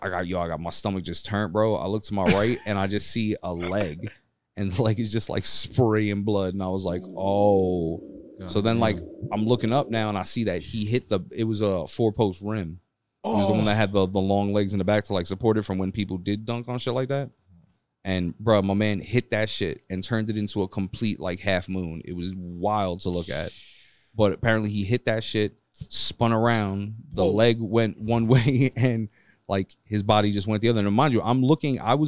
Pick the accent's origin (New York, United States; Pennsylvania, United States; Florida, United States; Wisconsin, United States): New York, United States; New York City; I'm from Midtown Manhattan.